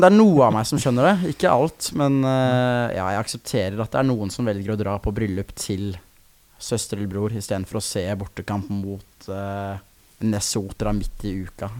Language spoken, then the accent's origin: Norwegian; Sarpsborg, Østfold, Norway; sitte hjemme i Sarpsborg